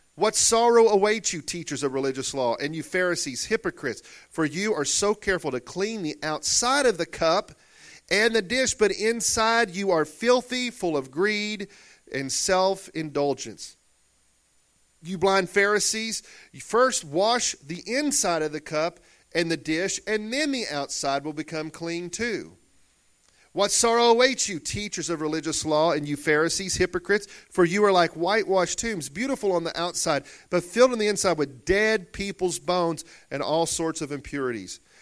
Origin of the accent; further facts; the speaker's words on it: Murfreesboro, Arkansas, United States; Growing up in Murfreesboro, Arkansas, a little old town of sixteen hundred people or so